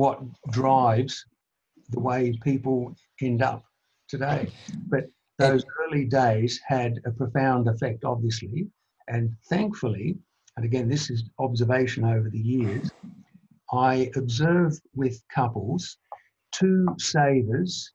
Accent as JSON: {"language": "English", "town": "Melbourne", "region": "Victoria", "country": "Australia", "tie": "born or raised there", "said": "I was one of four children born and raised in Melbourne."}